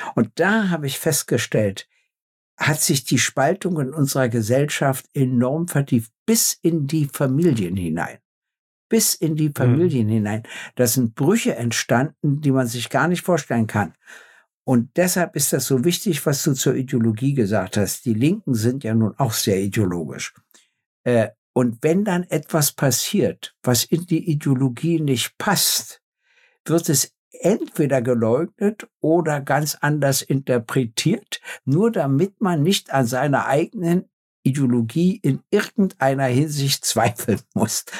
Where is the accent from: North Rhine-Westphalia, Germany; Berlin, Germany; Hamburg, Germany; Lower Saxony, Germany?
Berlin, Germany; in meiner Heimat